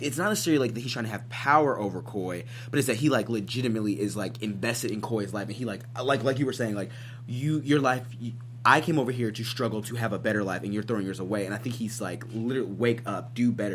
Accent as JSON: {"language": "English", "region": "Missouri", "country": "United States", "said": "I'm I'm from Missouri, which isn't the South"}